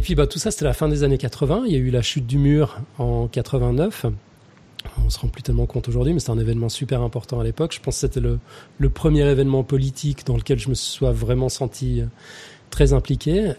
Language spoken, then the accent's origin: French; Lausanne, Vaud, Switzerland; born or raised there; also born or lived in Geneva, Switzerland / Morges, Switzerland